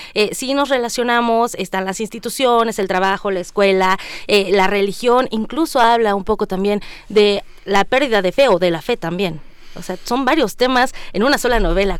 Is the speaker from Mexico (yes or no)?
yes; Mexico; como sociedad, como mexicanos